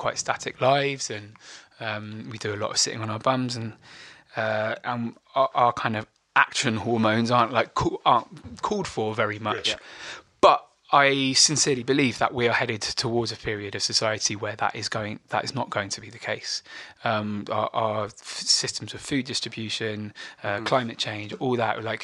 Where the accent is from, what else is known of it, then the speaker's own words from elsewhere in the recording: Bristol, South West England, United Kingdom; the mates I grew up with in Bristol